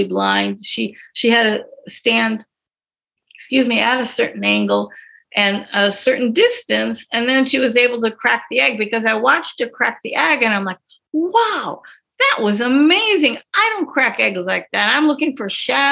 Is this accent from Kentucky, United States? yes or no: no; Green Bay, Wisconsin, United States; I actually started in TV in high school in Green Bay, Wisconsin. I'm from Green Bay.